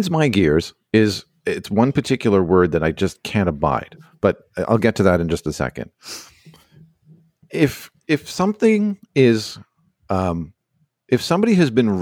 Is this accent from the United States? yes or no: no; Montreal, Quebec, Canada; moved away; I'm an Anglophone from Montreal, which I am. And I'm a minority when I'm there